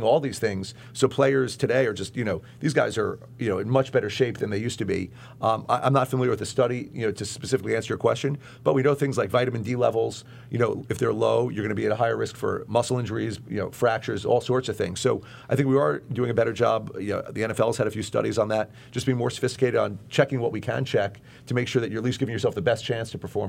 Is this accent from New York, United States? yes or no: yes; Long Island, New York, United States; I grew up on Long Island